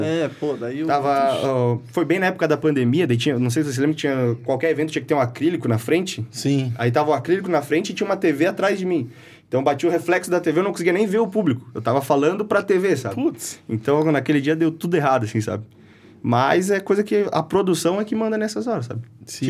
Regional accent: Taió, Santa Catarina, Brazil; sou lá de Itaió

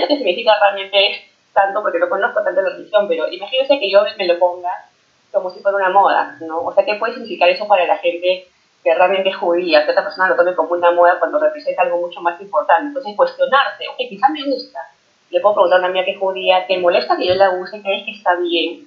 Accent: Peru; now in Toronto, Canada; yo crecí en Perú

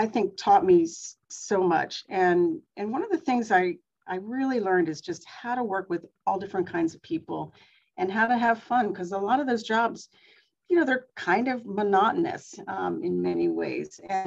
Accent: Pennsylvania, United States; I grew up in Pennsylvania on a farm

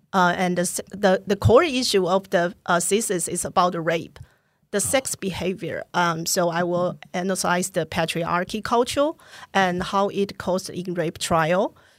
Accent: Taipei, Taiwan; now in Hsinchu, Taiwan; So I decided to come back and move to Hsinchu. I grew up in Taipei, and I'm the president of Student Association of Taipei Girls High School.

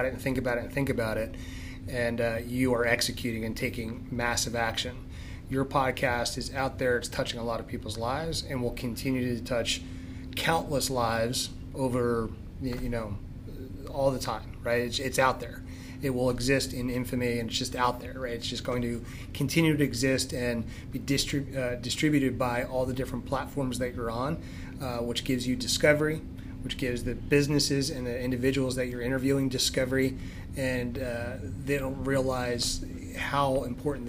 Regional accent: Philadelphia, Pennsylvania, United States; moved away as an adult; also born or lived in Limerick, Pennsylvania; now in Douglasville, United States; Originally from Philadelphia. You know, 28 years there. Grew up in northeast Philadelphia, Olney

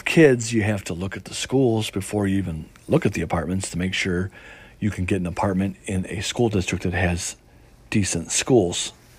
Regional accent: Chicago, Illinois, United States; now in Mississippi, United States; As a lot of you guys know, I came from the Midwest, from Chicago down here to Mississippi on the Gulf Coast.

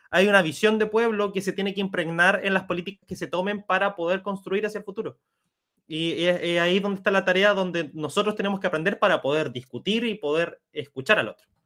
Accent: Chile; hablo desde mi, como chileno en este caso

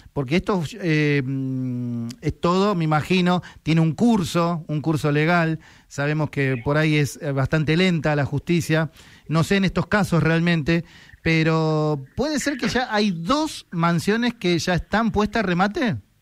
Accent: San Isidro, Buenos Aires Province, Argentina; somos de San Isidro

